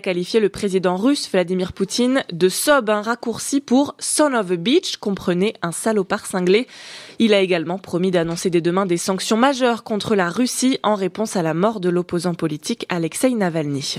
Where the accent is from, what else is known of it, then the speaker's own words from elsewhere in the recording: Mayenne, Pays de la Loire, France; chez nous en Mayenne